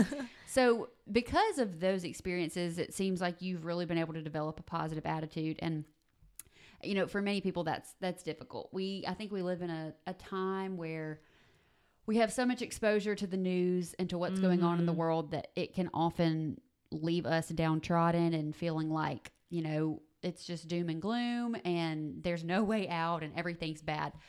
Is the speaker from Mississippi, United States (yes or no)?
yes; South Mississippi, United States; now in Tupelo, United States; I grew up in South Mississippi